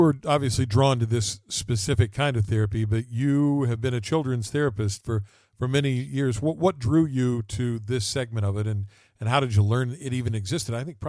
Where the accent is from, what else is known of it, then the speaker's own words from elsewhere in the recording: Logan, West Virginia, United States; my hometown of Logan, West Virginia.